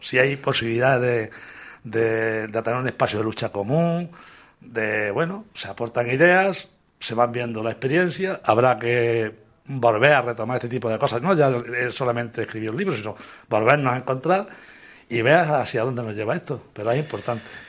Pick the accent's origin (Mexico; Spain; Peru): Spain; Córdoba, Andalusia; Participamos dos, personas de Córdoba